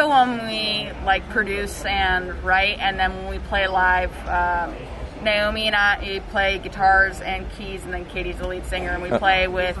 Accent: Los Angeles, California, United States; I'm from Los Angeles.

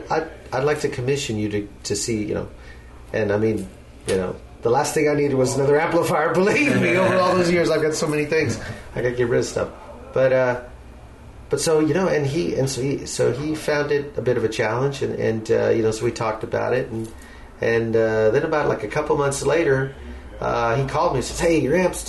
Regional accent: La Puente, California, United States; also born or lived in Los Angeles, California / Pasadena, California; I grew up in a town that's about 30 minutes east of Los Angeles called La Puente

